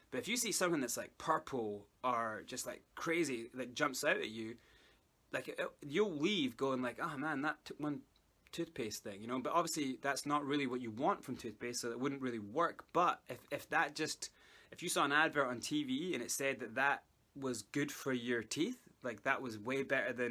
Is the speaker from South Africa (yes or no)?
yes; South Africa; accent: Scottish; I'm actually South African, but I learned how to speak a Scottish accent and it kind of stuck by.